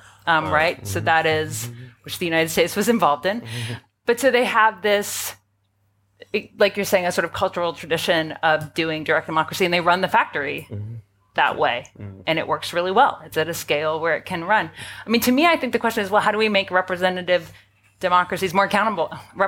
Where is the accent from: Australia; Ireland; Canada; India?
Canada; now in New York, United States; I live in New York, so I'll speak. I would say we have an oligarchy, not a democracy. But yeah, I'm Canadian American